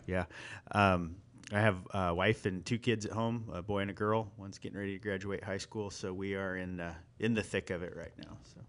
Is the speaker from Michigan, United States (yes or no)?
no; South Central Kansas, United States; also born or lived in California / Iowa; I'm a Kansas native. I grew up down in South Central Kansas.